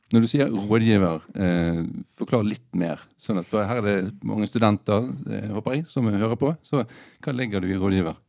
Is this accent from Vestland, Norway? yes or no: yes; Bergen, Vestland, Norway; som bergensere